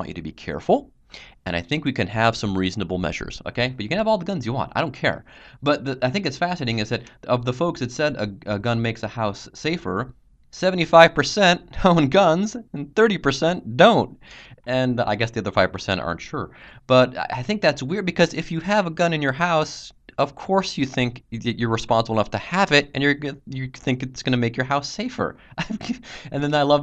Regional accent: Cincinnati, Ohio, United States; I'm actually from Cincinnati.

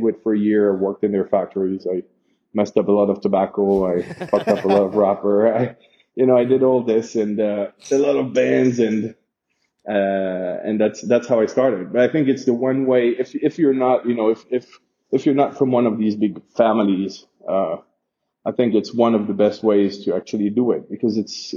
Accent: Geneva, Switzerland; moved away as an adult; now in Honduras; growing up in Geneva

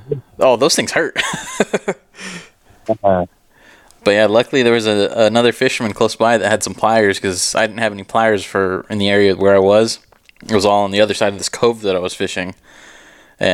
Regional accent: California, United States; now in Arizona, United States; I'm from California

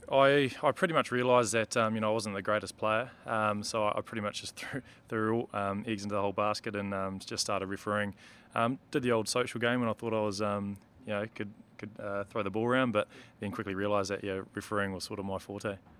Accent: New Zealand; as a Kiwi

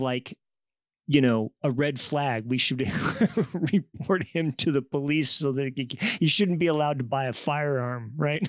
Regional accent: Kansas, United States; I grew up in Kansas among conservative, you know, religious women.

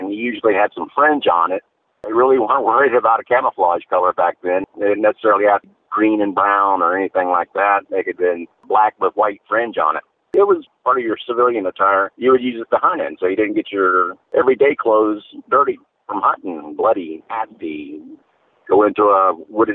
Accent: Florida, United States; born and raised in Florida

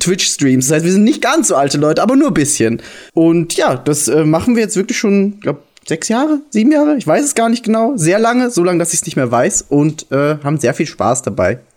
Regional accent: Austria; ich bin Österreicher

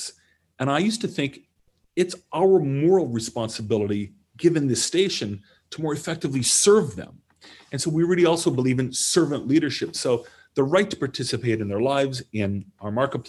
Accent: Canada; moved away; I'm Canadian

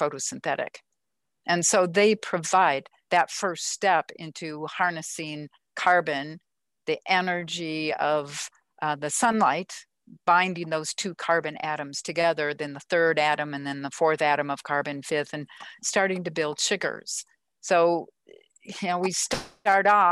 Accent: Minnesota, United States; I grew up in Minnesota, all those lakes and forests.

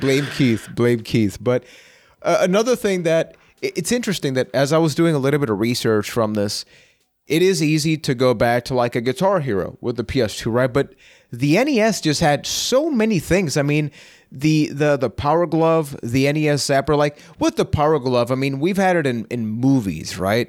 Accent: Puerto Rico; I am from Puerto Rico

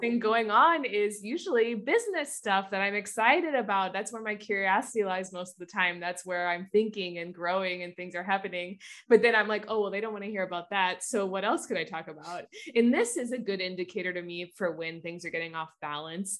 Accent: Midwest, United States; I grew up in the Midwest

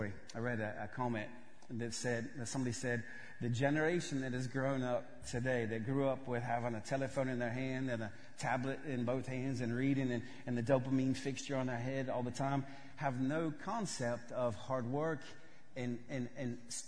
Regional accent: Georgia, United States; I grew up in West Georgia. Before I moved to Russia, I thought potatoes grew on a bush.

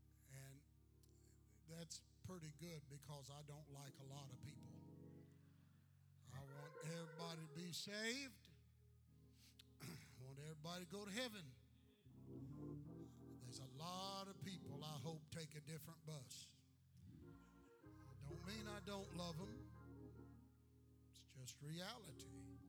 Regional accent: Texas, United States; also born or lived in Indiana; I am a Texan. I went from Indiana, came into the church in Indiana, and then went to Texas. I've been pastoring that church for about 36 years.

